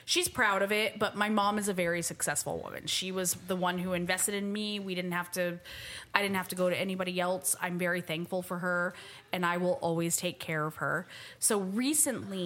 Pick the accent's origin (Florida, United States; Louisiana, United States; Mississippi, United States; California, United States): Florida, United States; I was born in Florida